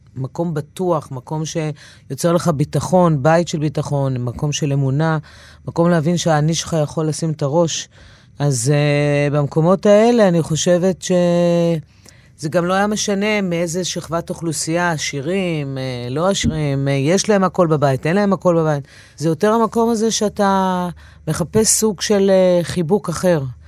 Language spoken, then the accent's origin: Hebrew; Israel; also born or lived in New York, United States; נולדתי בניו יורק, אה, אבא אמריקאי מהישראלית. אחרי שנה פלוס עלינו לארץ